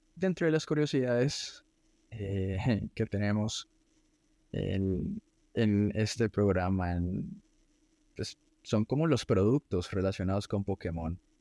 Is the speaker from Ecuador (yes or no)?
no; Colombia